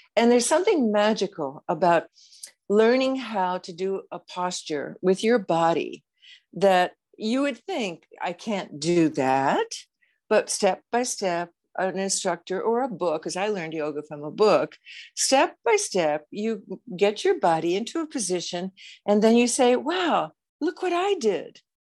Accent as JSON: {"language": "English", "country": "United States", "said": "I'm an American"}